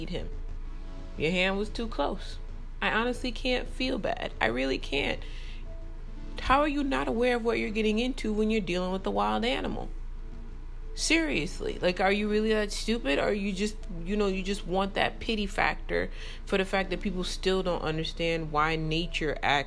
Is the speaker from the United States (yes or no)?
yes; New York, United States; I grew up in New York